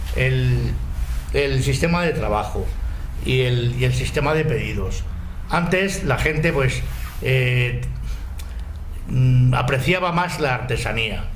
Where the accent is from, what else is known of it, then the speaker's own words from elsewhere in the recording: Madrid, Community of Madrid, Spain; ni somos de Tetuán ni somos del barrio del Pilar, que somos de Valdezarza.